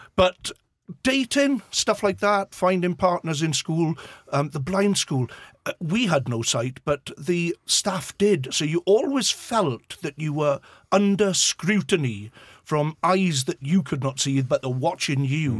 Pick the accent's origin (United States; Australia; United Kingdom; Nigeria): United Kingdom; Swansea, Wales; accent: Swansea; I was born and bred in Swansea